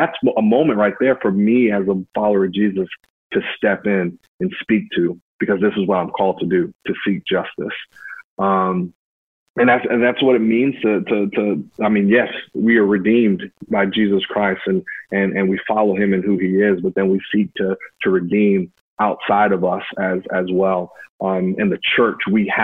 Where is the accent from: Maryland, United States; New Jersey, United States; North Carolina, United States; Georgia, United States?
North Carolina, United States; Hamlet; moved away as an adult; also born or lived in Winston-Salem, North Carolina; I grew up in Hamlet, North Carolina